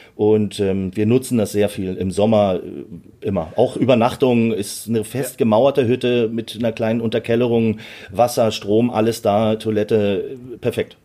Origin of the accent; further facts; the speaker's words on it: Berlin, Germany; ich bin mit sieben Jahren äh, nach Berlin ausgewandert.